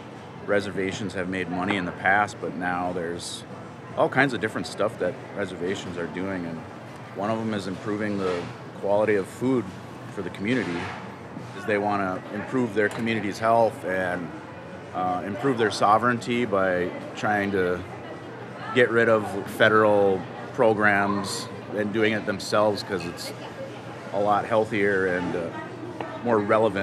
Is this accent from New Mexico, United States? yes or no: no; Red Cliff, Wisconsin, United States